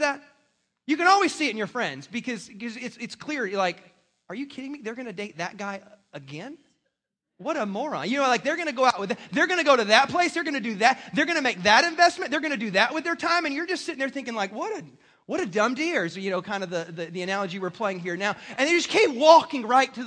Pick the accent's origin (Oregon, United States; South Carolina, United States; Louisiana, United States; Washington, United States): South Carolina, United States; moved away; I'm from South Carolina.